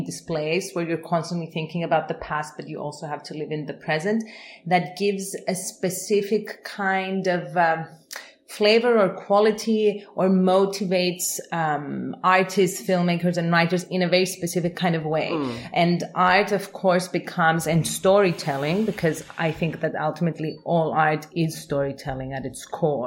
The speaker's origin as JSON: {"language": "English", "town": "Nicosia", "region": "Nicosia District", "country": "Cyprus", "tie": "born or raised there", "moved": "as an adult", "lives_now": "United States", "said": "I'm originally from Nicosia, Cyprus, but for the past 12 years, I've been living and working"}